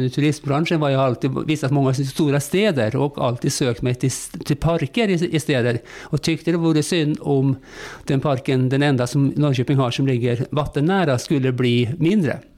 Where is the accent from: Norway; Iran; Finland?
Norway; Swedish is a second language; also born or lived in Spain / Russia / Turkey / Greece; now in Sweden; Jag kom till Sverige via många år utomlands. Jag har bott många år i Spanien, i Ryssland, i Turkiet, Grekland